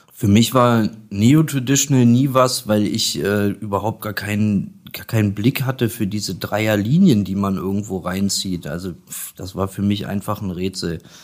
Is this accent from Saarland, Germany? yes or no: no; Göttingen, Lower Saxony, Germany; moved away; also born or lived in Kassel; Ich bin gebürtig äh, aus Göttingen, aber ich habe fast 20 Jahre in Kassel gewohnt.